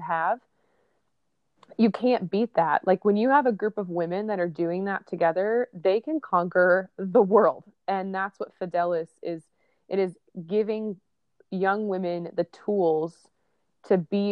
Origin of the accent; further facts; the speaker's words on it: Indianapolis, Indiana, United States; moved away as an adult; also born or lived in New York City; now in Nashville, United States; I am originally from a suburb of Indianapolis, Indiana